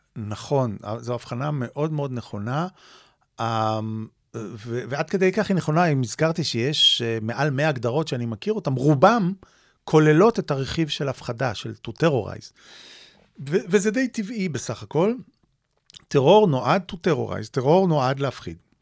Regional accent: Tel Aviv, Tel Aviv District, Israel; כנער צעיר באמת, אה, שחי וגדל בתל אביב, בישראל

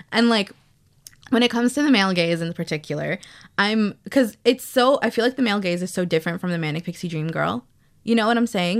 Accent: New York, United States; I was born and raised in New York

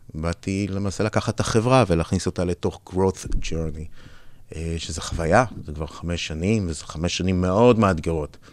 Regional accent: Israel; moved away as an adult; also born or lived in United States / Europe; נולדתי בארץ, גדלתי בארץ, 20 שנה הייתי בארצות הברית

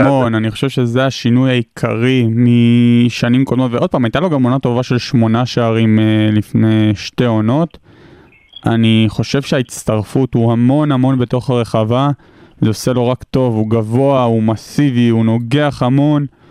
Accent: Hod HaSharon, Central District, Israel; moved away; במקור מאוד השרון

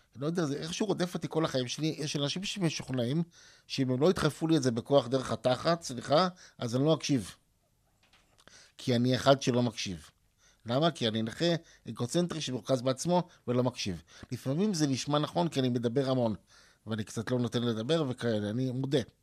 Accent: Ramat HaSharon, Tel Aviv District, Israel; also born or lived in Hadar Yosef, Tel Aviv; גדלתי ברמת אביב, בהדר יוסף, ברמת השרון אחרי זה

